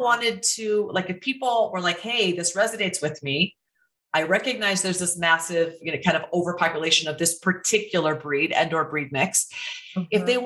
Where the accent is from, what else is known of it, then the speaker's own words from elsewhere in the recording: Iowa, United States; moved away; I'm from Iowa.